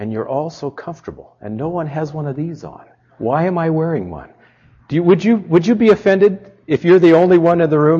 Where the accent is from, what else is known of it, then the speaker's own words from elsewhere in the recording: Southern California, United States; moved away as an adult; now in Michigan, United States; I grew up in Southern California